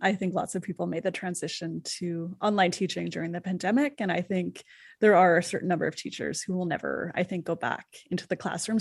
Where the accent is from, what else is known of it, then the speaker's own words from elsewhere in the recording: Canada; I'm from Canada